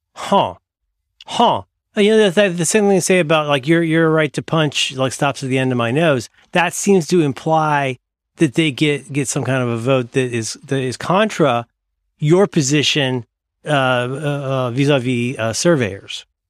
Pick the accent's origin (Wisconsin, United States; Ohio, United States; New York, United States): Ohio, United States; moved away; I'm from Ohio. I'm from Hillbillies.